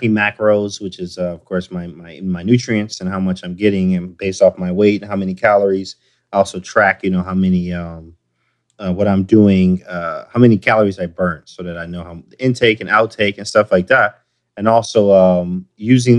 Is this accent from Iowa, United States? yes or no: no; Detroit, Michigan, United States; I'm from Detroit